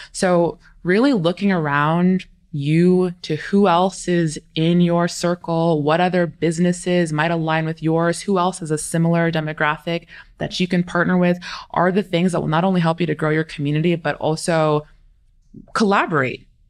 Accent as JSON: {"language": "English", "region": "California", "country": "United States", "tie": "born or raised there", "also_born_or_lived": "East Coast", "moved": "yes", "lives_now": "Arizona, United States", "said": "I'm originally from California or raised in California, moved to the East Coast for a couple years"}